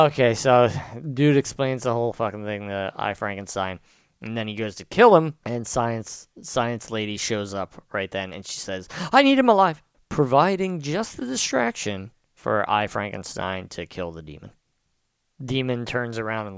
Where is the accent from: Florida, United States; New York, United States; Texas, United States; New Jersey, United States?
New Jersey, United States; Pennsville; This is my hometown I'm talking about, and it's a shithole